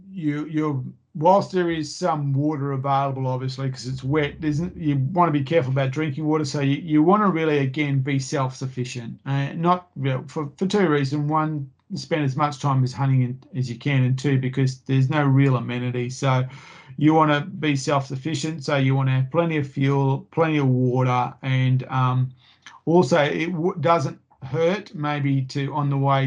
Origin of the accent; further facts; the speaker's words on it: Queensland, Australia; So, you know, as a Queenslander, you're going to be thermally challenged there.